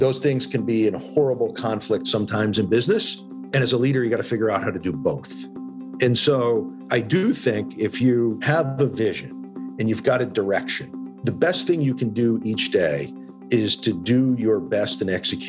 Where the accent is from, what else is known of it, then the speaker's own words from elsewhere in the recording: Western Massachusetts, United States; Growing up in Western Mass, you know, my mom was a nurse